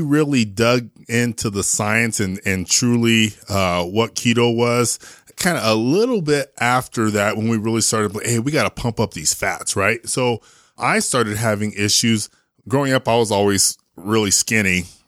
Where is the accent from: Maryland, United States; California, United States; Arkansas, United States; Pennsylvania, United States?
California, United States; San Jose; moved away as an adult; also born or lived in New Jersey / Austin; now in Salt Lake City, United States; I was born in San Jose